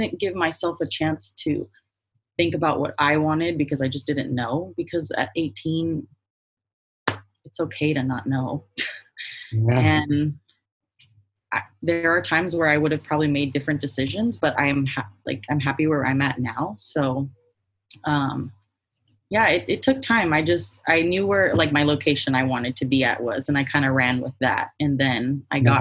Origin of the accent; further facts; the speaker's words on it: Palm Springs, California, United States; I grew up in like Palm Springs area